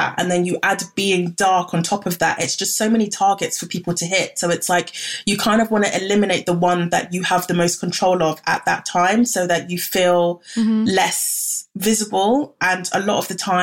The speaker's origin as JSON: {"language": "English", "country": "Ghana", "said": "I'm from Ghana"}